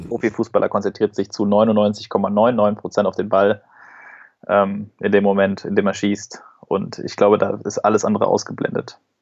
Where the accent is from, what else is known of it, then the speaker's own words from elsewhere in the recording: Duisburg, North Rhine-Westphalia, Germany; bei uns in Duisburg